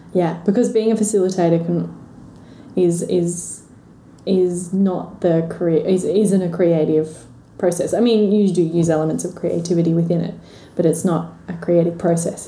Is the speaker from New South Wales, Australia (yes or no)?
yes; Milton, New South Wales, Australia; I grew up in Milton down okay. the south coast, so slightly bigger than Braidwood.